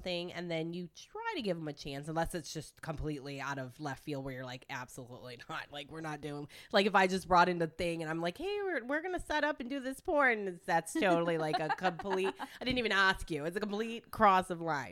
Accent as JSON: {"language": "English", "town": "Detroit", "region": "Michigan", "country": "United States", "also_born_or_lived": "Italy", "moved": "yes", "said": "I'm from Michigan. I'm from Detroit and Italy"}